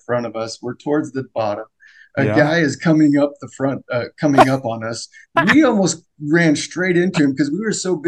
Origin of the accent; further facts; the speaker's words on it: Sandy, Utah, United States; I grew up in Sandy, like you said, family of 10 with 8 kids.